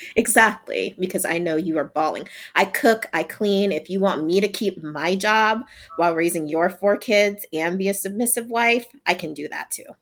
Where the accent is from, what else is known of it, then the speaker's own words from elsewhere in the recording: Louisiana, United States; now in Texas, United States; I'm from Louisiana